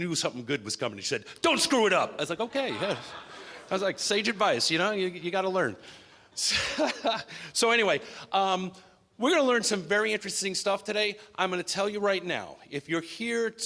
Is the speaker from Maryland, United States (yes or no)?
no; New York, United States; born and bred in New York